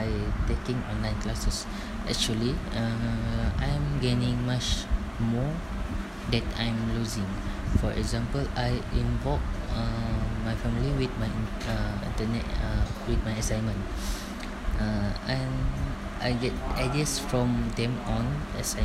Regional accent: Sarawak, Malaysia; moved away as an adult; also born or lived in Perak; I'm from Sarawak, and I study at UPSI that is in Perak

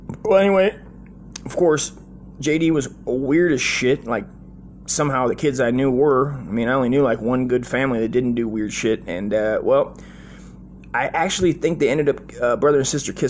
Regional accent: Las Vegas, Nevada, United States; I was born in Las Vegas, right, in 78

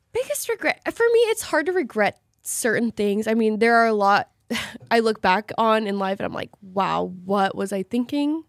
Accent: Salem, Oregon, United States; we both grew up in Oregon

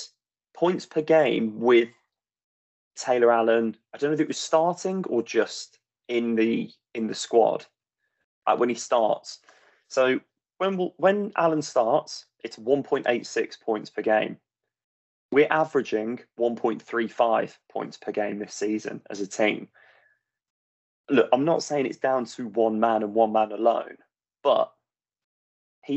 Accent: Walsall, West Midlands, United Kingdom; moved away; one of the two of us born in Walsall

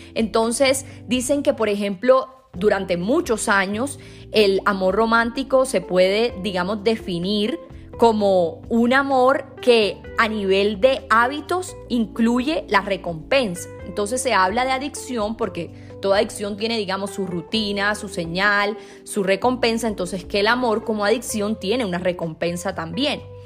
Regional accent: Sincelejo, Sucre, Colombia; Yo soy de Cincelejo, es una ciudad en Colombia, pero es bastante pequeña

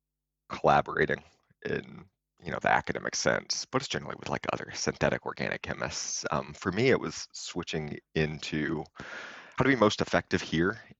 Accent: Alabama, United States; moved away as an adult; also born or lived in Austin, Texas / California; now in Rahway, United States; I'm from Alabama.

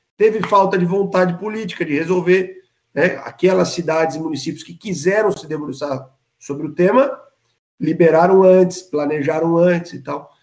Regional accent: Santa Catarina, Brazil; É como catarinense

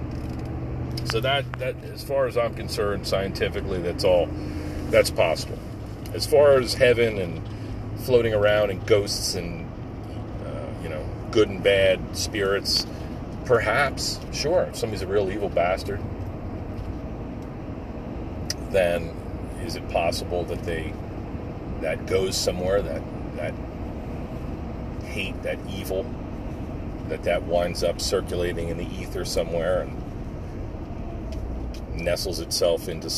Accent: New Jersey, United States; moved away as an adult; now in Pennsylvania, United States; I grew up in Jersey

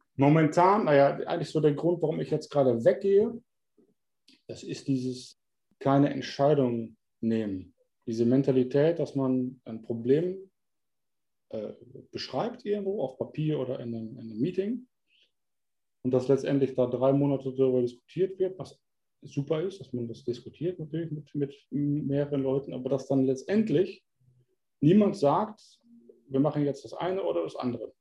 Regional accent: Germany; now in Netherlands; weil du Deutscher bist

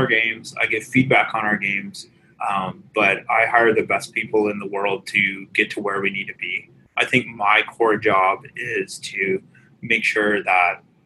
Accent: Vancouver, British Columbia, Canada; I'm from Vancouver

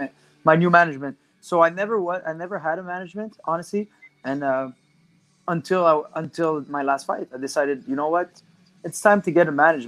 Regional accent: Canada; We're Canadian

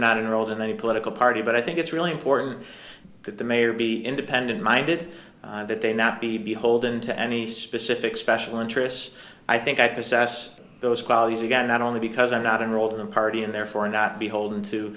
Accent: Syracuse, New York, United States; It's my hometown.

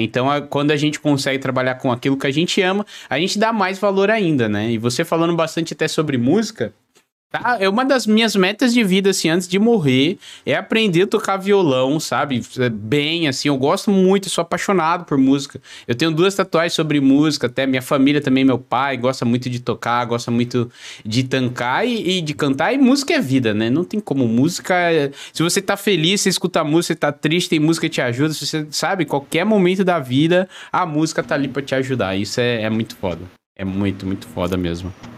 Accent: São Paulo, Brazil; now in Joinville, Brazil; eu moro em Joinville, Santa Catarina, mas sou de São Paulo

